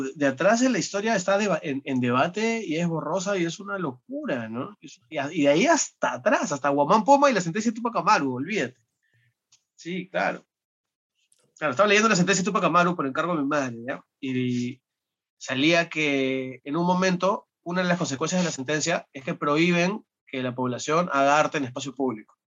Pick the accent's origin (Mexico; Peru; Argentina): Peru; dado que tú y yo somos peruanos